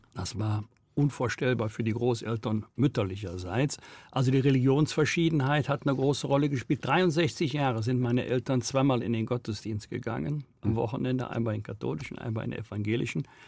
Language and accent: German; Rhineland, Germany; Ich komme hier aus dem Rheinland